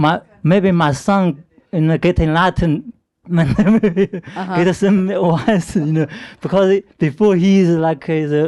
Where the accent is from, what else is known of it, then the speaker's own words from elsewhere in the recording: China; English is a second language; moved away; In China, you know, like in my hometown at least, a lot of people live in the roots area, like a mountain, near the mountain.